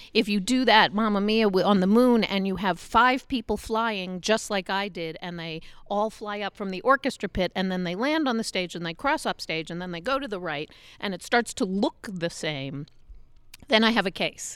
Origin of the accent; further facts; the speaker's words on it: New York City, New York, United States; moved away as an adult; now in Utah, United States; I grew up in New York. I always lived in New York.